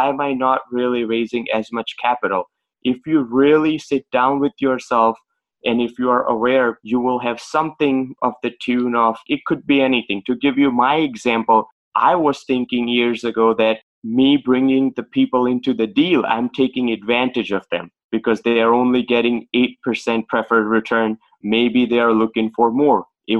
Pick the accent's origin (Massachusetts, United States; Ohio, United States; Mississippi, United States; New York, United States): Massachusetts, United States; Boston; Okay. So I'm from Boston, and basically my journey started as a pharmacist